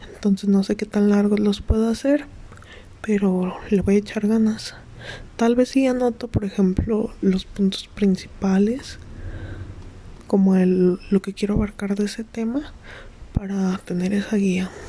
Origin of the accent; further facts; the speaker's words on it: Mexico; tengo 19 años, eh, soy de México